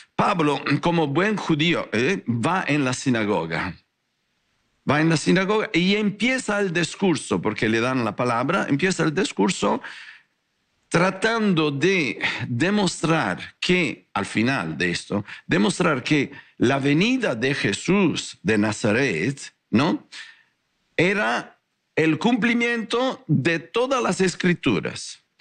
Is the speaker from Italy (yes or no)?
yes; Italy; Spanish is a second language; moved away as an adult; also born or lived in Guadalajara, Mexico; now in North Hollywood, United States; un italiano con corazón tapatío